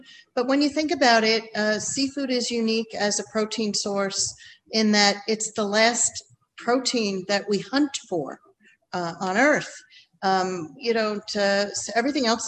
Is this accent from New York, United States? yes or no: yes; East Quogue, New York, United States; I did grow up here in East Quogue and was born out here in the Hamptons.